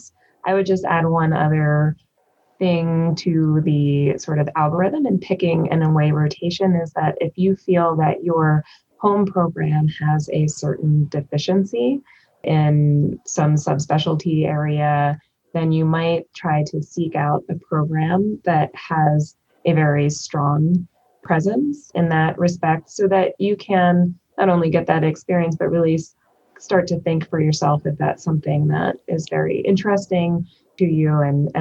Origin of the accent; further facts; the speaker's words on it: East Coast, United States; I am from the East Coast